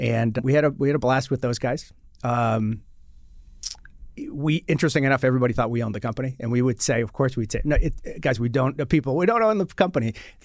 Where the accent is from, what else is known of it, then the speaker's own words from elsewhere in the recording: Boston, Massachusetts, United States; now in Washington, D.C., United States; I am originally from the Boston, Mass area